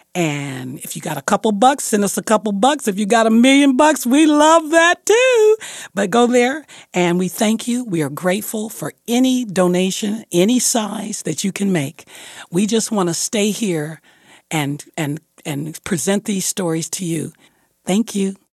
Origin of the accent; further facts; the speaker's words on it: Detroit, Michigan, United States; my hometown of Detroit